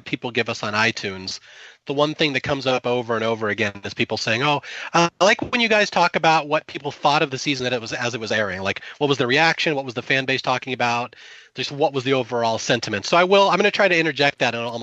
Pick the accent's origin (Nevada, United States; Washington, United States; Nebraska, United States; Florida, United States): Washington, United States; Seattle; I'm from Seattle.